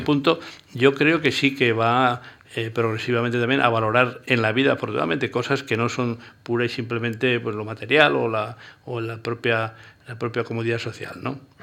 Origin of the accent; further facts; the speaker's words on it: Pitillas, Navarre, Spain; moved away as an adult; also born or lived in Tudela / Pamplona / Zaragoza; la distancia con mi pueblo eran, y son 40 kilómetros